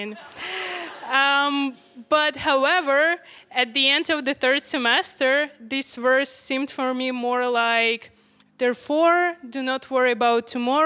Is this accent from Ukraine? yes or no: yes; Ukraine; I'm from Ukraine. A little background, I'm from Ukraine